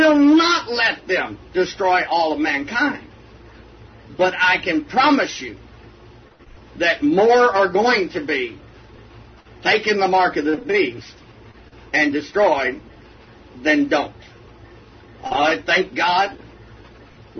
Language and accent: English; Texas, United States; I'm from Texas